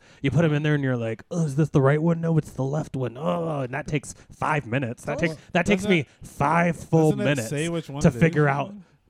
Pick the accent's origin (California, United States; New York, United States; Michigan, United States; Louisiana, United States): Louisiana, United States; moved away; I grew up in Louisiana.